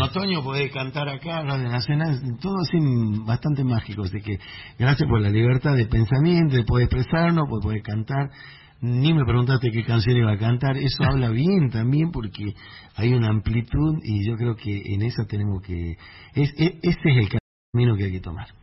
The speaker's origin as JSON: {"language": "Spanish", "region": "Tucumán", "country": "Argentina", "said": "nosotros los tubanos tenemos canciones eh, samba carpera, el Jardín de la República, Nostalgia Tucumana"}